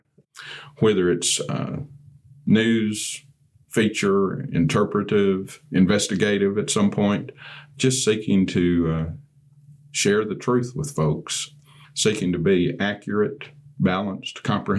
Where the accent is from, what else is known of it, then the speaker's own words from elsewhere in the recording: Portageville, Missouri, United States; Missouri is my home state. I grew up in the Boot Hill in Portageville